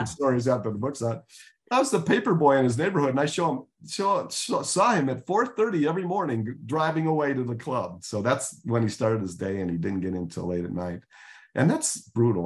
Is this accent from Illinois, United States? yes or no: yes; Chicago, Illinois, United States; I grew up in Chicago